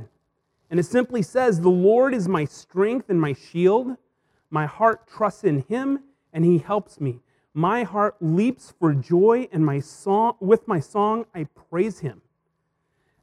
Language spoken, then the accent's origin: English; Hermiston, Oregon, United States; moved away; Hermiston, my hometown